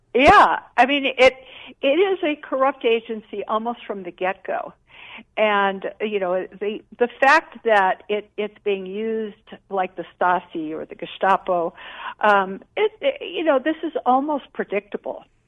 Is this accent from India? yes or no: no; Jamaica; moved away; I grew up in Jamaica